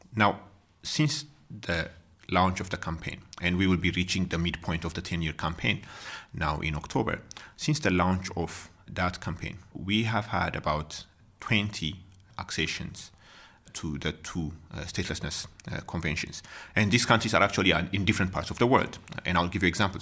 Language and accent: English; Ethiopia; moved away as an adult; now in South Africa; I'm from Ethiopia